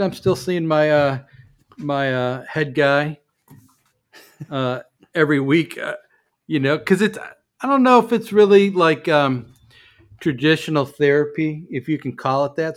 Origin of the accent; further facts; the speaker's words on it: Chicago, Illinois, United States; moved away; I'm from Chicago